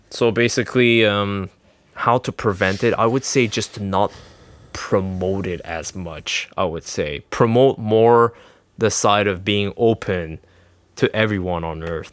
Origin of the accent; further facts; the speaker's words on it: Quebec, Canada; I'm Canadian or Quebec